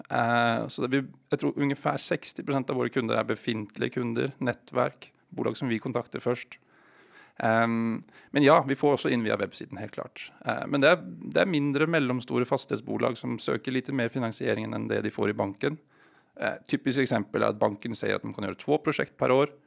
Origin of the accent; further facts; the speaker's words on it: Bergen, Vestland, Norway; accent: Oslo dialect; Swedish is a second language; Bergen, men jag har ingen dialekt från Bergen tyvärr. Så det är Oslo-dialekten ni hör.